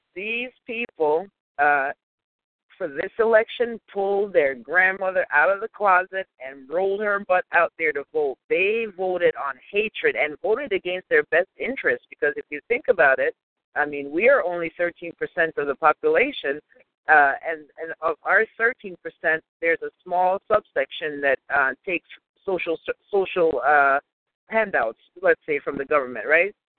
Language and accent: English; New York, United States; I'm from New York